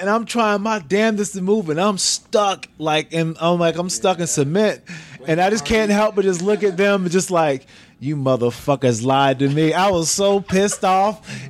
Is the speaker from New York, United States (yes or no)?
yes; Niagara Falls, New York, United States; I'm from Utica. I'm from Niagara Falls. Niagara Falls, New York, yeah. Not too damn far at all.